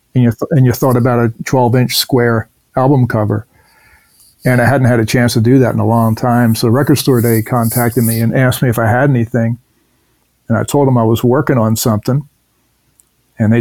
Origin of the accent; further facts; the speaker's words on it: Camden, New Jersey, United States; now in Los Angeles, United States; I'm from New Jersey, right across the river from Philadelphia, I'm in Camden, New Jersey. And I grew up with Philly music.